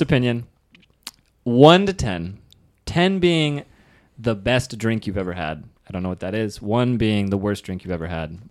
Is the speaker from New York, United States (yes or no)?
no; Nevada, United States; moved away; my home state.